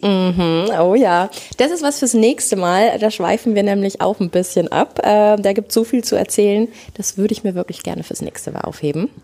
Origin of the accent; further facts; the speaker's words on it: Lower Bavaria, Germany; ich komme aus Niederbayern